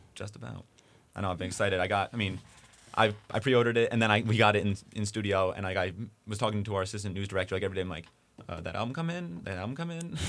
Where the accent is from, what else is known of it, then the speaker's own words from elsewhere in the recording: New Jersey, United States; I'm, I'm from New Jersey